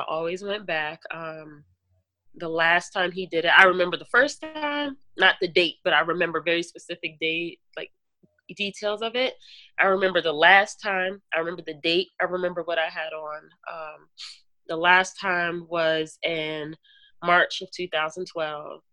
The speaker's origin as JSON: {"language": "English", "region": "New Jersey", "country": "United States", "said": "I'm from Jersey"}